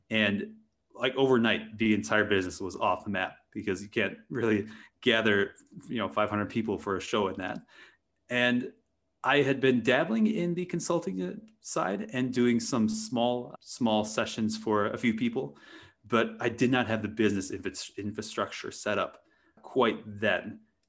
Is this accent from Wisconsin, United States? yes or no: yes; Wisconsin, United States; growing up in Wisconsin in a very rural area